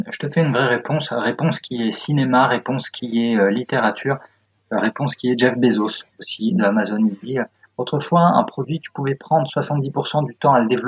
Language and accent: French; Strasbourg, Grand Est, France; born there; also born or lived in Auxerre / Agen / Guéret / Bordeaux; now in Paris, France; moi je suis provincial, hein. je suis pas parisien du tout. J'ai, je suis né à Strasbourg, ensuite j'ai bougé partout, euh, Auxerre, Agen, euh, non même pas, Guéret, Agen, Auxerre, le bassin d'Arcachon, Bordeaux, Grenoble, enfin beaucoup bougé avant d'arriver à Paris